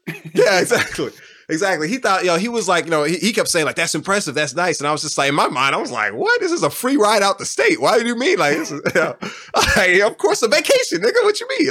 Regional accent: Houston, Texas, United States; moved away as an adult; now in Austin, United States; I grew up on South West Side of Houston

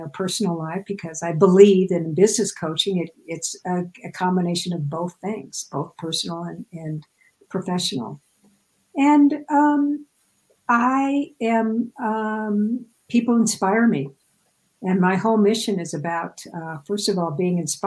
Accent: Midwest, United States; I grew up in the Midwest, so everything is flat as a pancake there.

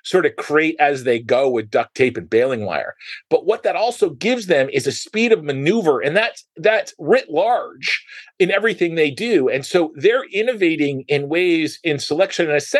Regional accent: United States; as an American

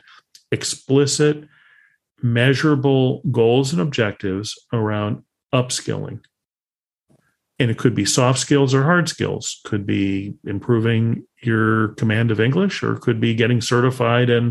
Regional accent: Chicago, Illinois, United States; I come from Chicago

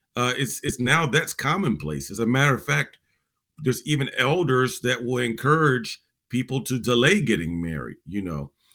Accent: Virginia, United States; people in my generation growing up in Virginia

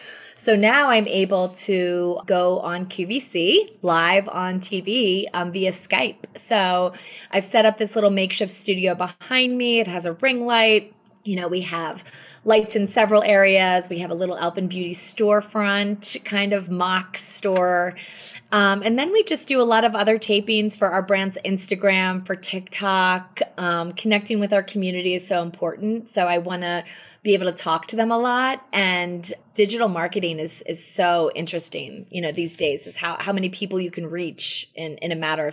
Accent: East Coast, United States; It's so amazing for somebody growing up on the East Coast.

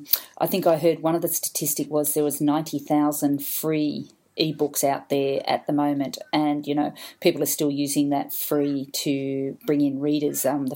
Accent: Queensland, Australia; A rugby team. I came down from North Queensland where we have this wonderful football team called the Cowboys.

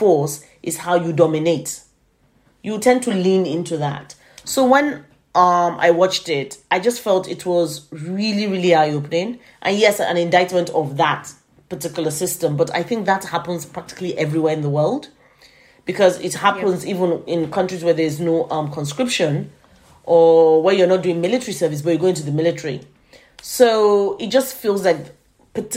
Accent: Nigeria; my cultural experience as a Nigerian

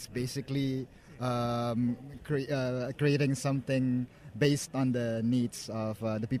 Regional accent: Indonesia; I'm from Indonesia.

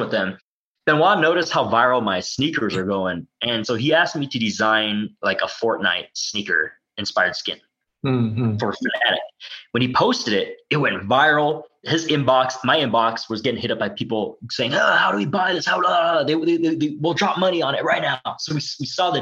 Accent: United States; I'm Asian American

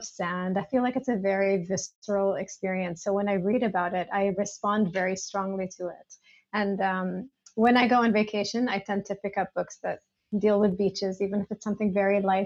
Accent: Greece; also born or lived in United States; now in Dubai, United Arab Emirates; I grew up in Greece

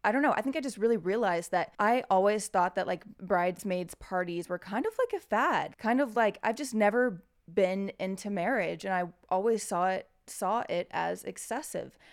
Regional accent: United States; As an American

